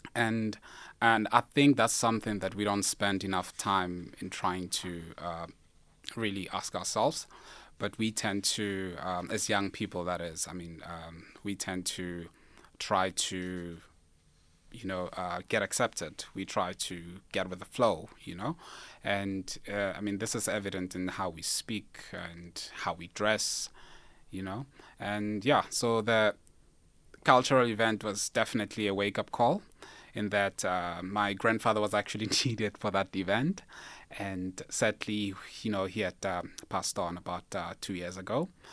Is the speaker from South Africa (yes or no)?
yes; Limpopo, South Africa; I'm from Limpopo